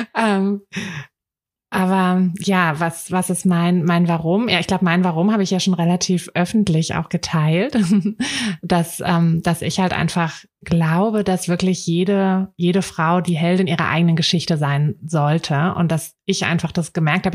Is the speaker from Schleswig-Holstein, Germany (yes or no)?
no; Berlin, Germany; ich bin ja auch in Berlin aufgewachsen